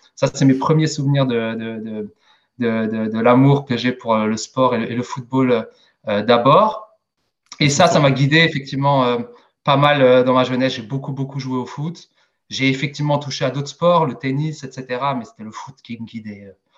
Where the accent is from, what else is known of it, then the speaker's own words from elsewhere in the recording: Strasbourg, Grand Est, France; je suis né et j'ai grandi en Alsace, à Strasbourg, précisément, un petit quartier nord qui s'appelle Enheim